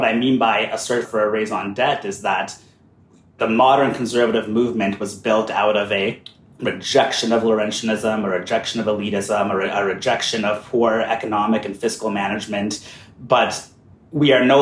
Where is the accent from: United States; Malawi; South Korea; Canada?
Canada; Calgary, Alberta; I'm a proud Albertan, born and raised. I grew up in Calgary